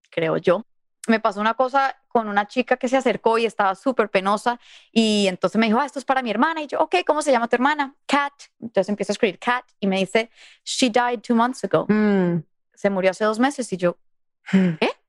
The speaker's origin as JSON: {"language": "Spanish", "country": "Mexico", "said": "y como somos mexicanos, quiero {S1} poner este {S2} autógrafo en su altar del día del Día de los Muertos"}